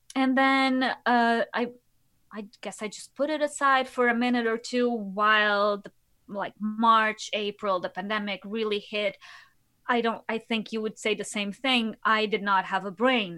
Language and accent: English; Lisbon, Portugal; moved away as an adult; now in New York City, United States; I'm originally from Lisbon, from Portugal. So, I came here, yeah, seven years ago.